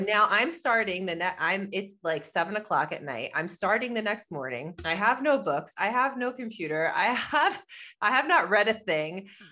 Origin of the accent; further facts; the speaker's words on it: New York, United States; I am from New York, that's where I am right now. I live in Long Island